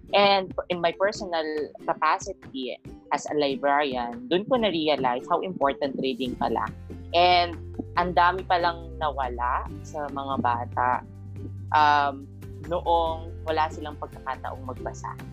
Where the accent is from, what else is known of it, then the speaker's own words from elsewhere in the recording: Romblon, Mimaropa, Philippines; now in Manila, Philippines; ako ay galing sa probinsya ng Romblon pero sa ngayon ay nandito ako sa Maynila.